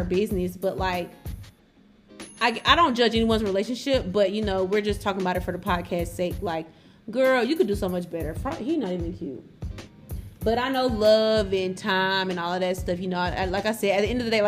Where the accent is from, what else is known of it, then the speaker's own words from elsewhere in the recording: Atlanta, Georgia, United States; I'm from Atlanta